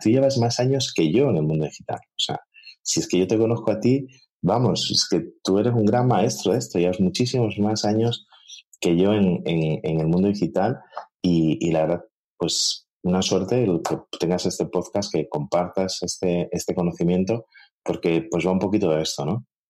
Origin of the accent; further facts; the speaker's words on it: Galicia, Spain; como buen gallego